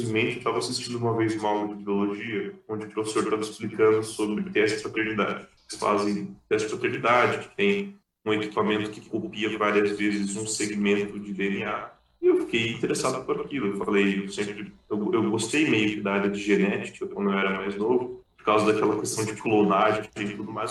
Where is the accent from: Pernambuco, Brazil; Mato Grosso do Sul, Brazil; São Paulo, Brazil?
Mato Grosso do Sul, Brazil; Aquidauana; Eu sou de Aquidauana, de uma cidade chamada Aquidauana, é uma cidade de 45 mil habitantes do interior do Mato Grosso do Sul.